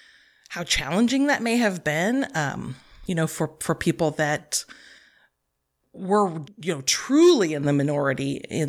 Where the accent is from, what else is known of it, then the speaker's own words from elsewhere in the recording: Manteca, California, United States; I grew up in Manteca. I lived there until I left for college, and where I attended UC Santa Cruz. But yeah, I grew up in Manteca with a single parent for most of my early childhood years.